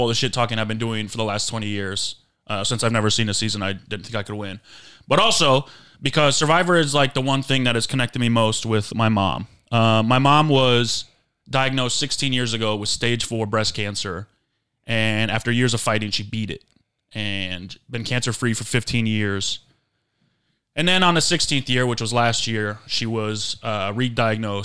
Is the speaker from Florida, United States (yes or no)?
no; Grand Rapids, Michigan, United States; also born or lived in San Diego, California; now in Los Angeles, United States; I'm originally from Grand Rapids, Michigan